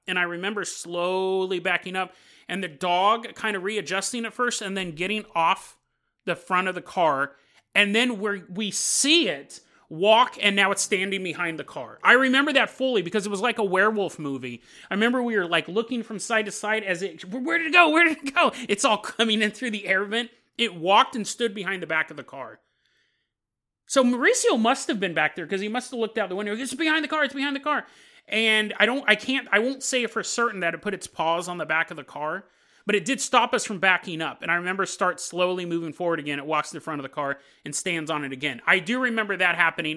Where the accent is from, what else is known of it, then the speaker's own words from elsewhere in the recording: Sacramento, California, United States; also born or lived in San Lorenzo, California; we moved from San Lorenzo to Sacramento